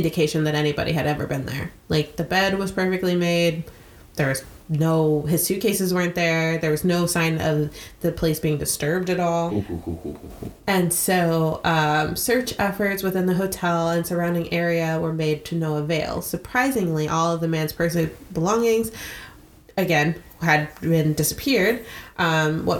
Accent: United States; as an American

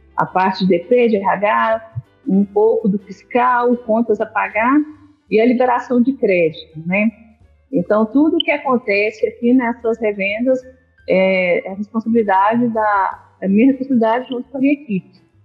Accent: Governador Valadares, Minas Gerais, Brazil; Eu sou de Governador Valadares. Eu nasci em Governador Valadares, pela terra maravilhosamente quente

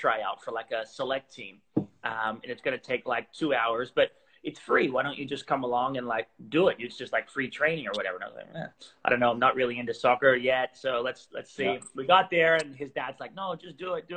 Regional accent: Gatton, Queensland, Australia; moved away; also born or lived in United States / Portugal; Yeah, so born in the States. And then I grew up in Australia mainly. When I was younger, and I grew up actually in kind of like a rural area of Australia called Gatton in Queensland

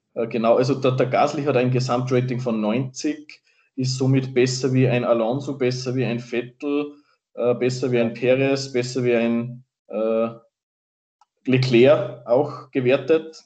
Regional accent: Salzburg, Austria; falls man es am Dialekt noch nicht gemerkt hat, wir sind beide aus Österreich, besser gesagt aus Salzburg

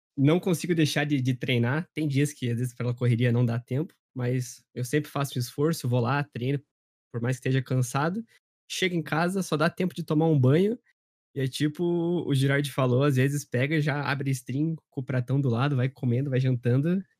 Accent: Curitiba, Paraná, Brazil; eu tenho 24 anos e eu sou de Curitiba

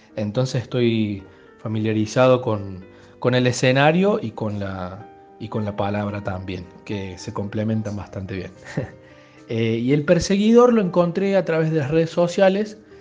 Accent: Córdoba, Argentina; nací en Córdoba Capital

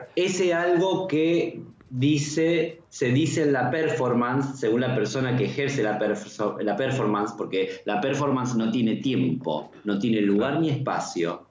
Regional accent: Argentina; yo soy argentino y obviamente viví más tiempo acá que en cualquier otro lugar del mundo

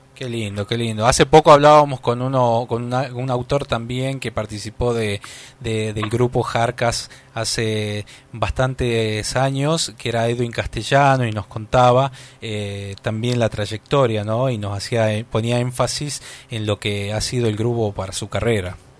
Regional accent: Tucumán, Argentina; nosotros somos de, de Tucumán, acá nació Mercedes Sosa

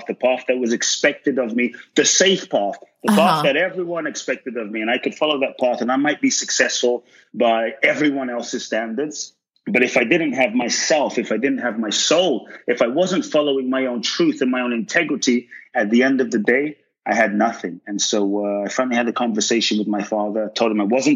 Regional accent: London, United Kingdom; moved away; also born or lived in West Africa; growing up in London

